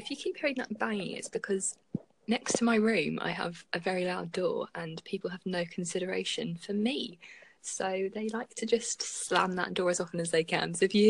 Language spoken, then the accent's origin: English; London, United Kingdom; I'm 19 and I'm from London.